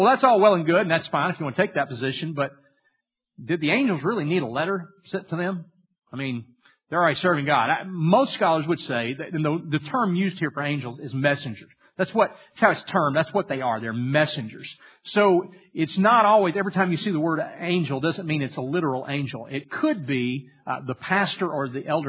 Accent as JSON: {"language": "English", "region": "Louisiana", "country": "United States", "tie": "born or raised there", "said": "I grew up in Louisiana, and we had a little small farm"}